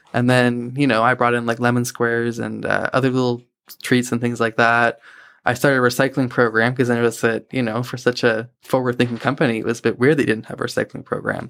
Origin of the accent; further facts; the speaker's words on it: Hampton, New Brunswick, Canada; moved away as an adult; now in Moncton, Canada; I grew up in a town called Hampton. It's about twenty minutes outside Saint John